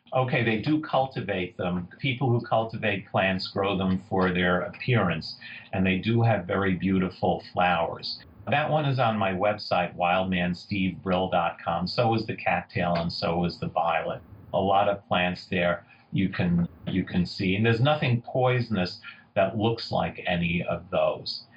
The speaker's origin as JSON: {"language": "English", "town": "New York City", "region": "New York", "country": "United States", "tie": "born or raised there", "said": "I grew up in Queens in New York City."}